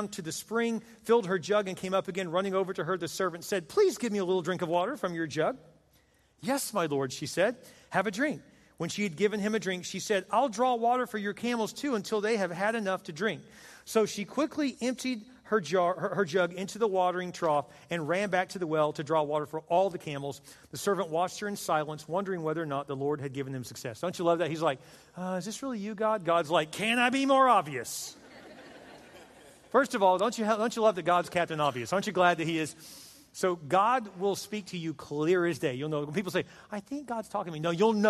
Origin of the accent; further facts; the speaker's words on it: Texas, United States; moved away; I'm from Texas